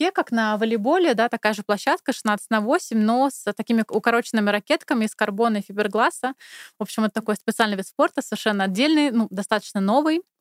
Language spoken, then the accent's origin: Russian; Moscow, Russia; moved away as an adult; now in Germany; я …, мне 35 лет, я приехала из Москвы где-то три с половиной года назад.